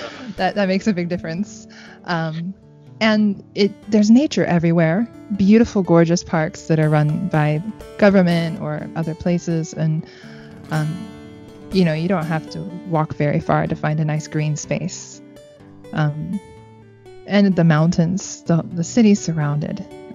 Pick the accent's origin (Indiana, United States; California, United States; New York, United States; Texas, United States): Indiana, United States; now in Japan; where I was born in Indiana. It was just like the rolling hills and the lush greenery and the different seasons.